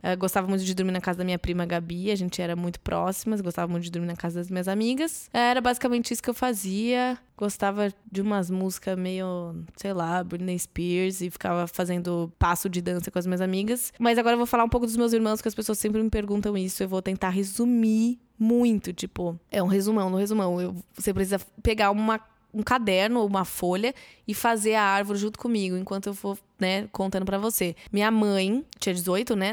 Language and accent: Portuguese; Catanduva, São Paulo, Brazil; now in São Paulo, Brazil; eu nasci em Catanduva, São Paulo, interior de São Paulo